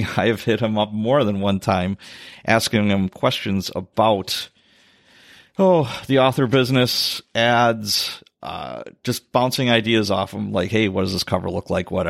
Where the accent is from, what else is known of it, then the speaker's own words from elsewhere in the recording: Chicago, Illinois, United States; Top cities was Chicago, my hometown, Milwaukee, not too surprising